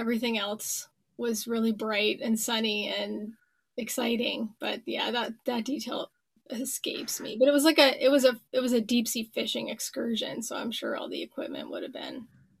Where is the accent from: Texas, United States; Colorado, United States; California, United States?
Texas, United States; Grand Prairie; now in Canada; I'm Canadian, but I grew up down south in Texas.